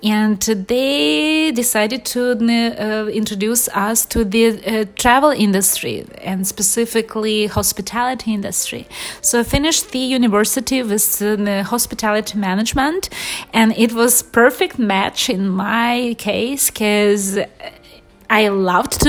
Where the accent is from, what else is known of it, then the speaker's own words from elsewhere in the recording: Ukraine; English is a second language; also born or lived in Los Angeles, United States; now in Miami, United States; I'm originally from Ukraine, and this is one of the very central situating country in Europe, very deep history, and we are very family-oriented people from generations to generations. And I grew up in very big family by Ukrainian standards